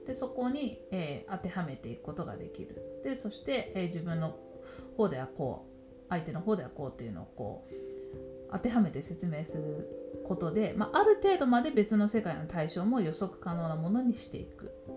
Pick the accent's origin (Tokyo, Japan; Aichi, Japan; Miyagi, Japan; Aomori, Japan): Tokyo, Japan; ずっと東京で育って